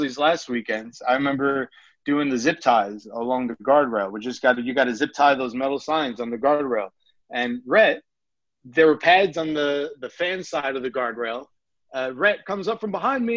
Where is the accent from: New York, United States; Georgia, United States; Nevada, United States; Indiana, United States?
New York, United States; accent: New York; my New York accent